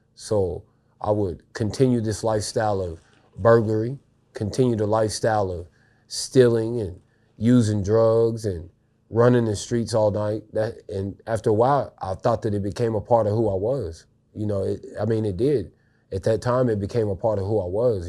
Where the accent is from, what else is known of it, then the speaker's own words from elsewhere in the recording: Marshall, Missouri, United States; I was raised in a town called Marshall, Missouri